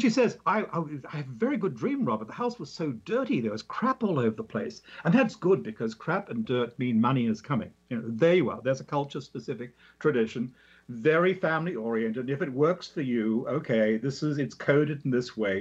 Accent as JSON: {"language": "English", "country": "Australia", "said": "I'm an Australian and some that lives in me"}